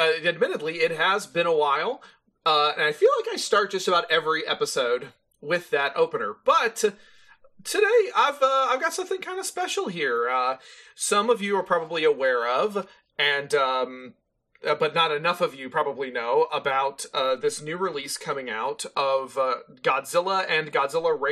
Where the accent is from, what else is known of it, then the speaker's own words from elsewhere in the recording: San Antonio, Texas, United States; I grew up in San Antonio, right. Texas